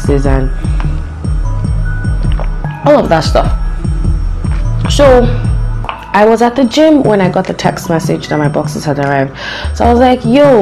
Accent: Lagos, Nigeria; I was born in Lagos, so kind of grew up with traffic.

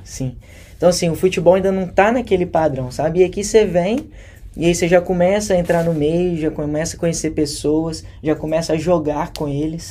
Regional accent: Contagem, Minas Gerais, Brazil; moved away as an adult; now in Australia; nasci e cresci em Contagem, Minas Gerais

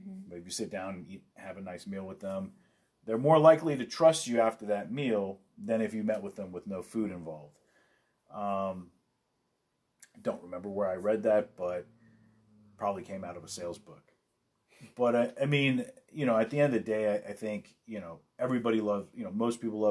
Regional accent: Los Angeles, California, United States; I grew up

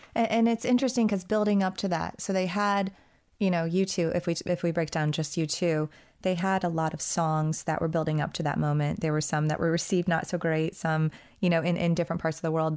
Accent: United States; as an American

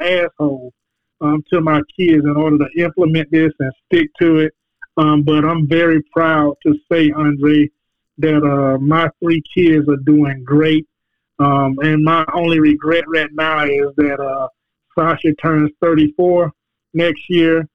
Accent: Jacksonville, Florida, United States; I grew up in the Brentwood Project in Jacksonville, Florida.

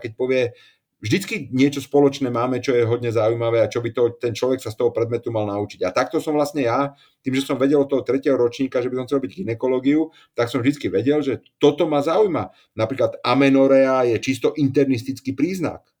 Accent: Slovakia; also born or lived in Prague; som Slovák

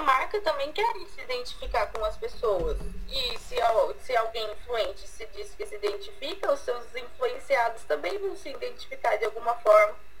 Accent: Laranjal Paulista, São Paulo, Brazil; eu sou de Laranja Paulista

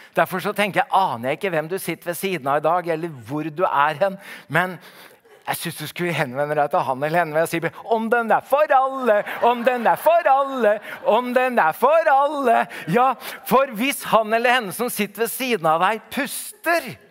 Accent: Oslo, Norway; Jeg kommer jo fra Oslo

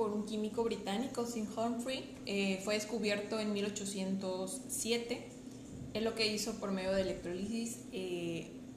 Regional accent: Rioverde, San Luis Potosí, Mexico; Yo soy originaria de Río Verde, San Luis Potosí.

